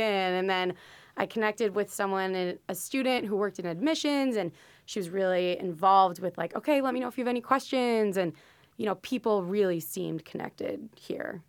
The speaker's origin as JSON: {"language": "English", "town": "Parkland", "region": "Florida", "country": "United States", "also_born_or_lived": "St. Louis, Missouri", "moved": "as an adult", "said": "I'm originally from Parkland, Florida"}